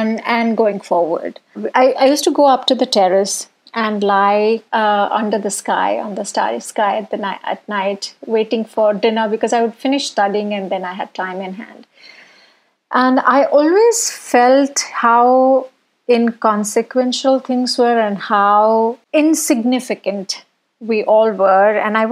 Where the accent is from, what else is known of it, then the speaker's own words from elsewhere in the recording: Bhubaneswar, Odisha, India; now in Bangalore, India; I was born in Orissa, in Bhubaneswar. I was the second girl child in my household.